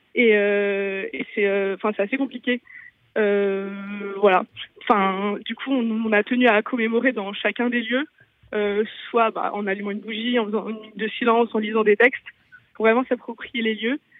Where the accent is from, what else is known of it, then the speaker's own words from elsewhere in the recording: Lille, Hauts-de-France, France; C'est des lieux devant lesquels on passe pratiquement quotidiennement quand on est lillois